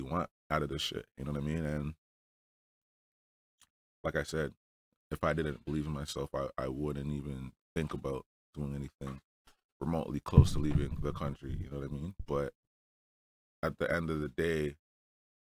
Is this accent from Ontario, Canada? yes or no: yes; Toronto, Ontario, Canada; I'm from Toronto